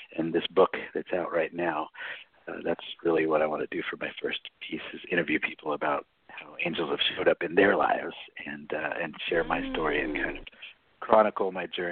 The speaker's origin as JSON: {"language": "English", "town": "Long Beach", "region": "California", "country": "United States", "tie": "born or raised there", "said": "I grew up in Long Beach, California"}